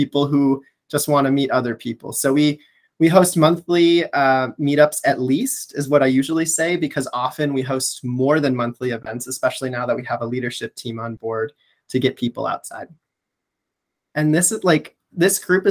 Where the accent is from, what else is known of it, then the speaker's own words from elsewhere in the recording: Chicago, Illinois, United States; I'm a Chicagoan at heart. And so I grew up playing in the parks in the city and going to the lakefront